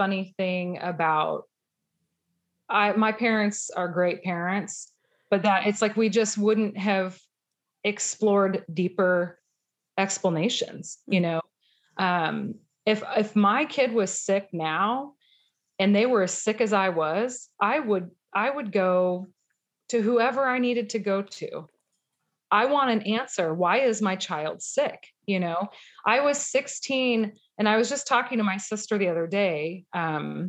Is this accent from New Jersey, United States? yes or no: no; Missouri, United States; I grew up in Missouri